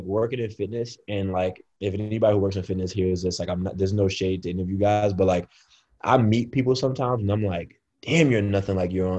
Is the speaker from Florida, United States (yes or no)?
no; Brooklyn, New York, United States; Like I'm from Brooklyn.